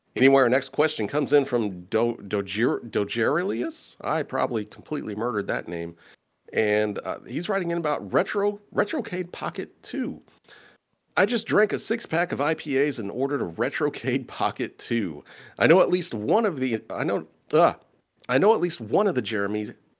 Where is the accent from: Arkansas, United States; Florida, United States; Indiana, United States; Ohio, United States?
Indiana, United States; Indianapolis; I'm from Indianapolis.